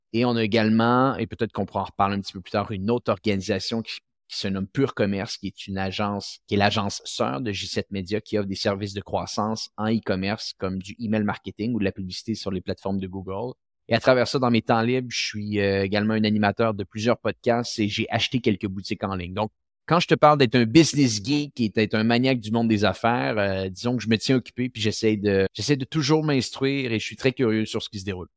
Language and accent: French; Quebec City, Quebec, Canada; ma ville natale, qui est la ville de Québec